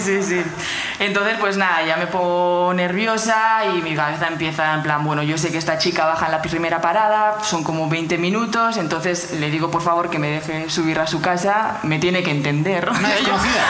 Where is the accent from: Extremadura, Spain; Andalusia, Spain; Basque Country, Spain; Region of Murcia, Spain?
Basque Country, Spain; Oñati; De Oñati, de Guipúzcoa